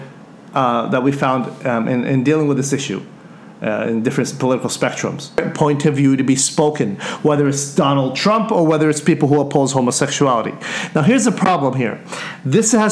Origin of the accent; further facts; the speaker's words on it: United States; me speak as an American